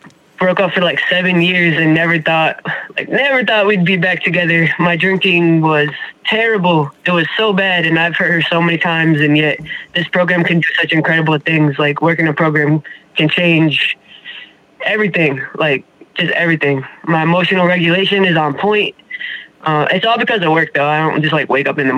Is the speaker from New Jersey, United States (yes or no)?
no; Springfield, Massachusetts, United States; I'm from Springfield, Massachusetts.